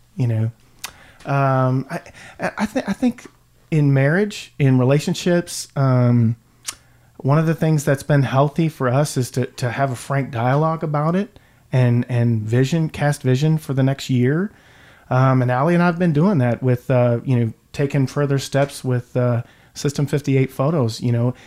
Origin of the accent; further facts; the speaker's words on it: Louisville, Kentucky, United States; I am a lifelong Louisvillian, and I grew up in Valley Station